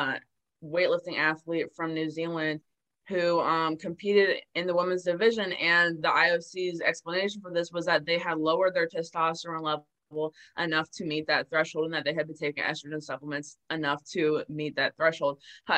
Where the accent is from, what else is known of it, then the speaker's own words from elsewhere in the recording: Maryland, United States; I was born and raised in Maryland